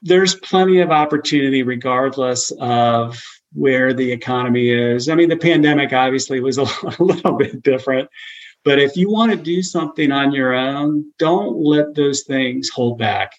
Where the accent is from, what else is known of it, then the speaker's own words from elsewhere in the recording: Cincinnati, Ohio, United States; moved away as an adult; also born or lived in Baton Rouge / Houston / Chicago; now in Tennessee, United States; I grew up in Cincinnati